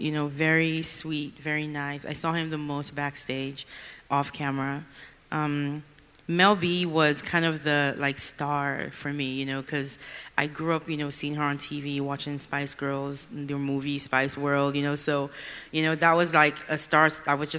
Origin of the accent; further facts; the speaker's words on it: Nigeria; now in Houston, United States; I grew up in Nigeria, and now I live with my family in Houston.